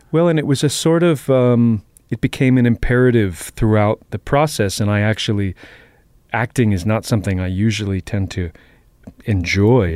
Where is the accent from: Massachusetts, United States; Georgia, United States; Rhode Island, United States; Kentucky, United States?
Massachusetts, United States; Boston; also born or lived in Queens, New York; I grew up in Jamaica Plain.